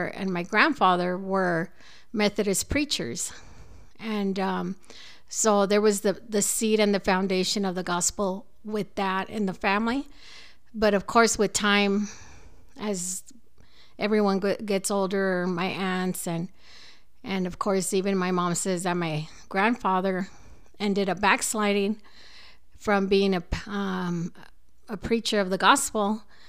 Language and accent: English; Los Angeles, California, United States; now in El Paso, United States; No, I was actually born and raised in LA. And was born August of 1967.